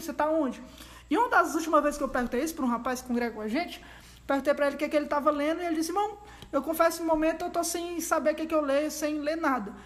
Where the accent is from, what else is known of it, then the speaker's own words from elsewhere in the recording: Brazil; a gente é brasileiro